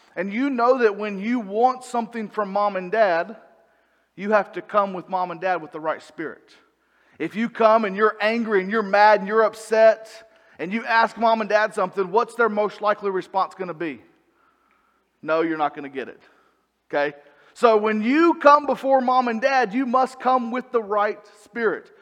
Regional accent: Salisbury, North Carolina, United States; moved away as an adult; also born or lived in Arkansas / Idaho / Kannapolis, North Carolina; I grew up in Salisbury at church there

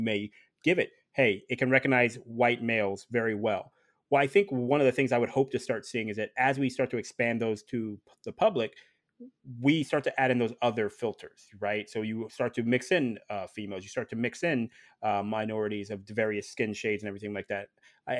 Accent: Ohio, United States; But I'm originally from Ohio, so I'm very familiar with black ice.

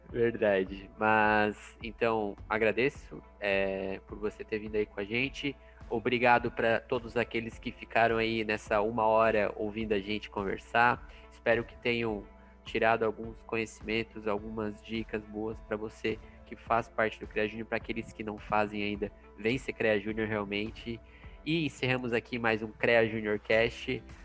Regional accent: Blumenau, Santa Catarina, Brazil; moved away as an adult; now in Joinville, Brazil; eu vim morar em Joinville, é, eu sou natural de Blumenau

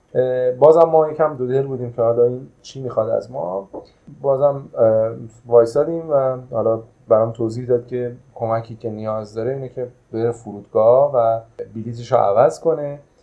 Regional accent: Iran; ما ایرانی هستیم

